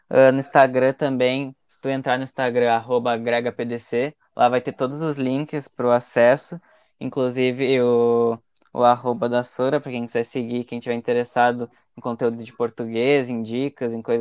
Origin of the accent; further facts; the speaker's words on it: Gaúcho, Rio Grande do Sul, Brazil; como gaúcho, assim, quem fala você já é meio que estranho, assim, porque todo mundo é acostumado a falar tu, tu, tu